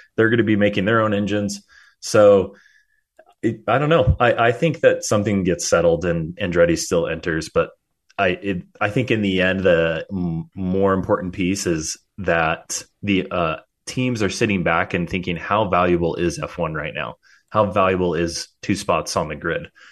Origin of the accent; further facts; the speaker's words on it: United States; as an American